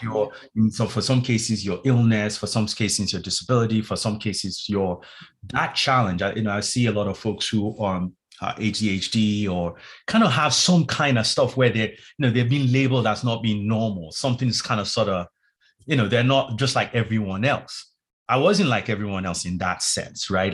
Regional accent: Nigeria; moved away; also born or lived in London; I'm originally from Nigeria, West Africa

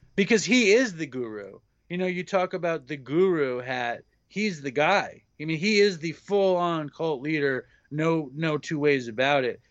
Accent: New York, United States; I grew up in Manhattan

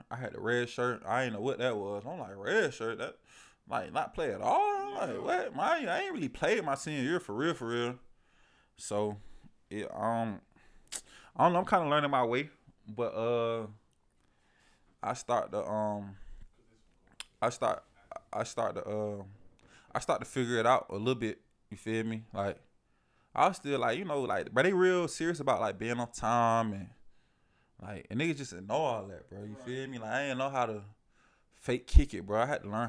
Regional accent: Atlanta, Georgia, United States; moved away; I'm coming from Georgia

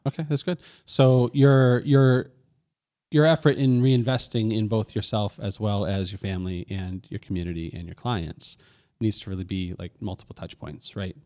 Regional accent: Lewiston, Maine, United States; my hometown, Lewiston, Maine

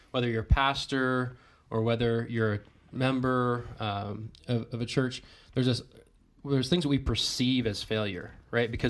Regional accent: Western New York, United States; also born or lived in Pittsburgh; I grew up in Western New York.

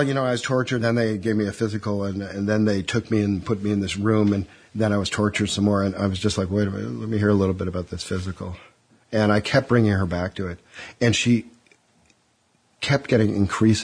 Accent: Chicago, Illinois, United States; moved away as an adult; also born or lived in Washington; now in London, United Kingdom; I'm an American born in Chicago

